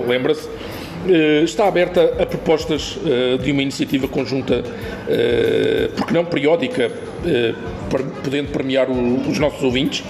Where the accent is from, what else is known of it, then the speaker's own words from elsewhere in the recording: Lisbon, Portugal; eu não sou de cá, sou de Lisboa, tenho a família cá